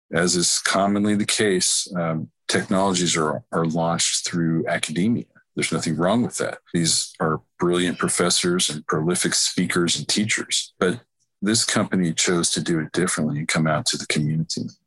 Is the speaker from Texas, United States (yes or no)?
yes; Dallas, Texas, United States; also born or lived in Nashville, Tennessee; where I grew up here in North Dallas